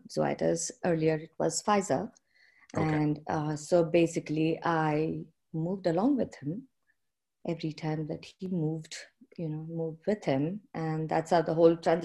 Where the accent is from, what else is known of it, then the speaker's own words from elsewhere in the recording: India; moved away as an adult; also born or lived in Fort Dodge, Iowa, United States / Netherlands; now in Kalamazoo, United States; I'm from India and I grew up in India up until I got married.